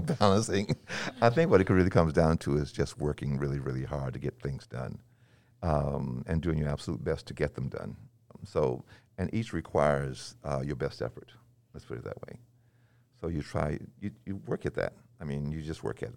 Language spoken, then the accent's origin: English; North Carolina, United States; also born or lived in Nashville, Tennessee; now in Belmont, United States; I was born in Nashville and moved to the mountains of North Carolina, um, shortly after